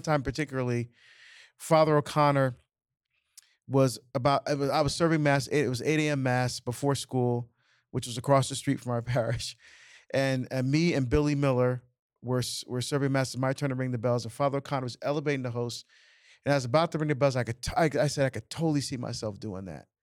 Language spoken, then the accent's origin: English; Barbados; now in United States; I was born in Barbados, immigrant to the United States